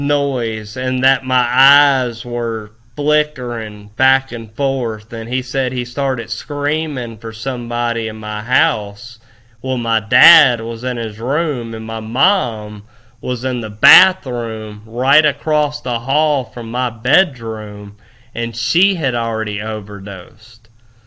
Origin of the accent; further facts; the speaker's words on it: Fort Walton Beach, Florida, United States; I was from Fort Walton Beach. I was from Fort Walton Beach, Destin area, partying all the time.